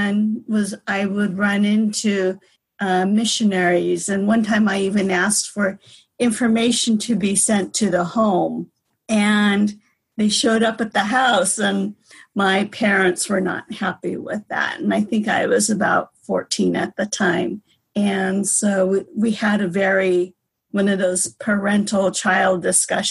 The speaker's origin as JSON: {"language": "English", "town": "San Diego", "region": "California", "country": "United States", "tie": "born or raised there", "said": "growing up in San Diego"}